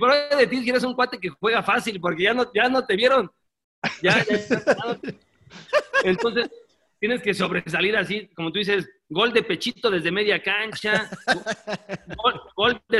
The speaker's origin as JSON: {"language": "Spanish", "country": "Mexico", "tie": "born there", "said": "No, yo nací aquí en México"}